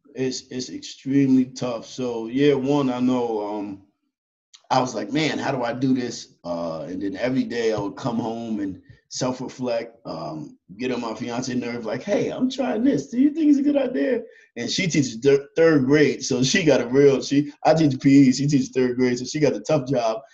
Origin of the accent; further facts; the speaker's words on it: Yonkers, New York, United States; I was born and raised in Yonkers, New York, uh, inner city kids. I grew up in the project